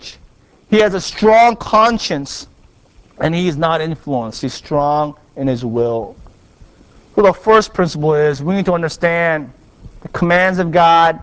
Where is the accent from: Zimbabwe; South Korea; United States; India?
South Korea; moved away; I was raised in Korea by my grandparents